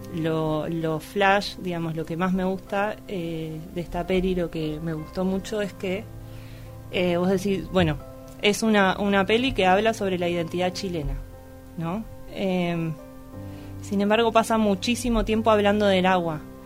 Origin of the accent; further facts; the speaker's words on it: Luján, Buenos Aires Province, Argentina; Soy nacida y criada en Luján